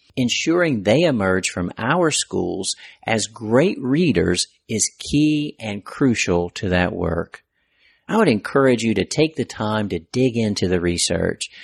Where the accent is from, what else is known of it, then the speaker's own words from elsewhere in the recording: North Carolina, United States; my home state of North Carolina